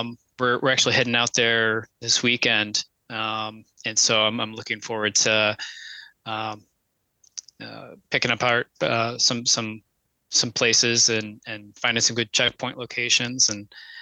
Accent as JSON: {"language": "English", "region": "West Virginia", "country": "United States", "tie": "born there", "said": "I was born in West Virginia, so I've always felt a kind of a connection to that state."}